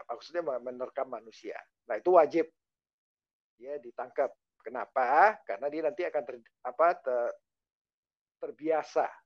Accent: Sumatra, Indonesia; Saya SMP di kampung. Kampung saya itu dikelilingin gunung.

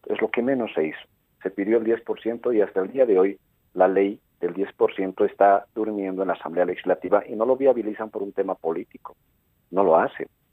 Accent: Camacho Province, La Paz, Bolivia; yo soy de Camacho

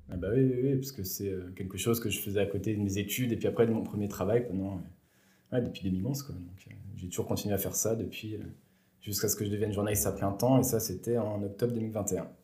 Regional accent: Bourg-en-Bresse, Auvergne-Rhône-Alpes, France; moved away as an adult; also born or lived in Besançon / Lyon / Strasbourg / Marseille; je viens de la région de Bourg-en-Bresse. Euh, j'ai fait toute ma jeunesse euh, à Bourg-en-Bresse

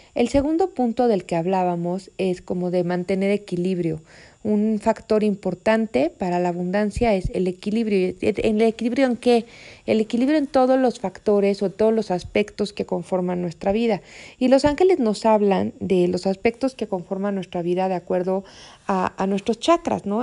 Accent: Mexico; México, que es mi país natal

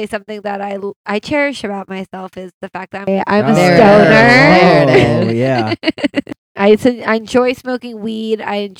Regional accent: Baltimore, Maryland, United States; moved away as an adult; now in Los Angeles, United States; I live in LA. I'm from Baltimore. I think anyone that knows me knows I'm like very proud to be from Baltimore, Maryland.

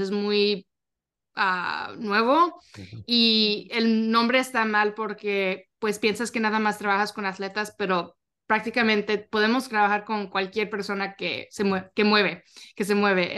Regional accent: Arlington, Texas, United States; yo soy de Arlington, Texas

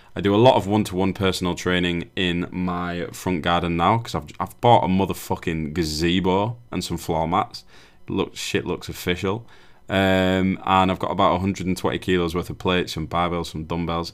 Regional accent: United Kingdom; we're very guilty of as British people.

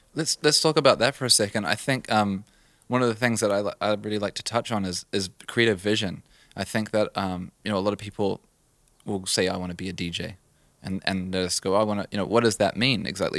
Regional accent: New Zealand; moved away; I grew up in New Zealand

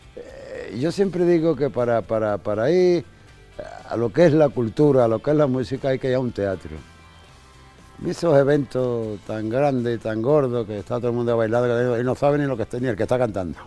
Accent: Jerez de la Frontera, Andalusia, Spain; soy de Jerez

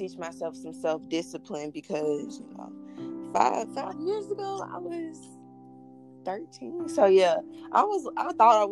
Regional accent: Mississippi, United States; I grew up in Salis, Mississippi.

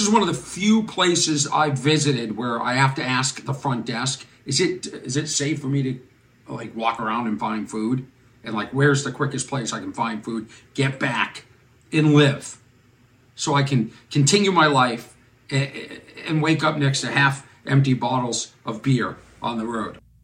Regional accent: Boston, Massachusetts, United States; accent: Boston; that's my Boston accent

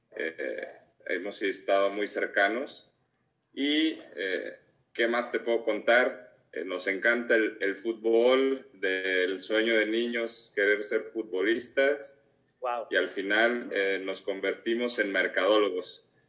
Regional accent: Guadalajara, Jalisco, Mexico; soy de aquí, de Guadalajara

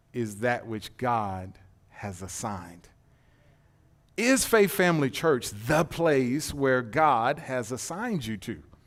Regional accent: Detroit, Michigan, United States; now in Texas, United States; I'm not from Texas. I'm from Detroit.

